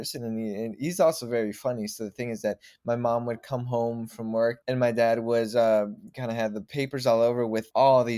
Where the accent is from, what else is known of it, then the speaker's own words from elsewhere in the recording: Mexico; now in Chicago, United States; when I turned six, we actually, well, my parents, like, pretty much took the whole family. It's actually four of us. We're four brothers, took the whole family down to Mexico.